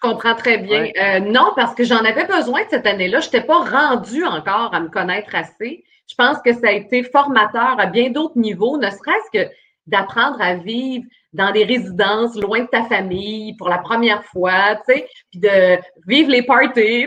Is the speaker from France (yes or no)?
no; Port-Cartier, Quebec, Canada; moved away; je suis une fille de la Côte-Nord